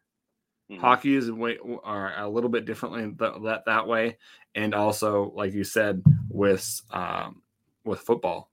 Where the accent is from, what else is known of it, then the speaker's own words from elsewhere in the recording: Minnesota, United States; I grew up in Minnesota as well